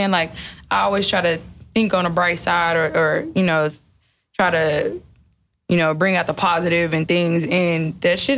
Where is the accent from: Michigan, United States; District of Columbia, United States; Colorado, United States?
Michigan, United States; Detroit; Like like I said, I'm from Detroit. Like nail shops